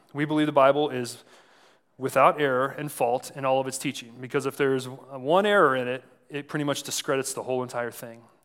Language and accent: English; San Antonio, Texas, United States; moved away as an adult; also born or lived in Saint Charles, Missouri; I was born in San Antonio and ended up going to college here in the Midwest